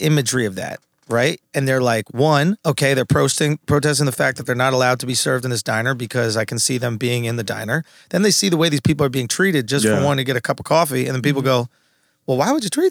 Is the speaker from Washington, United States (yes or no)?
no; New York, United States; I'm from New York.